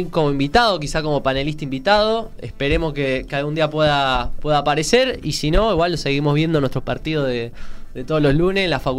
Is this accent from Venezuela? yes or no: no; Argentina; porque yo necesito saber que voy a volver a mi amada Argentina, a mi tierra.